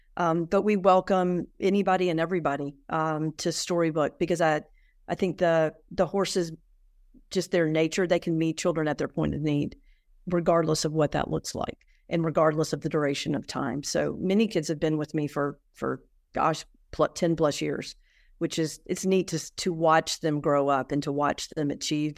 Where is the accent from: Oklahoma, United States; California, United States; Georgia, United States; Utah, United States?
Georgia, United States; Atlanta; moved away; I was raised in Atlanta